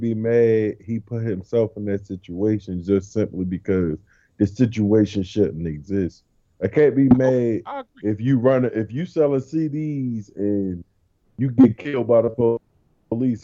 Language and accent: English; Baltimore, Maryland, United States; now in Georgia, United States; I'm from Baltimore. We moved to this little town with 9,000 people in Georgia.